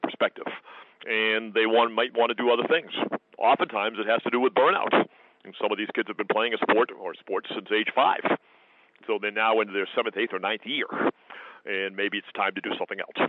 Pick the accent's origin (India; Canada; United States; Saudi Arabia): United States; I'm an American. I, I grew up in it.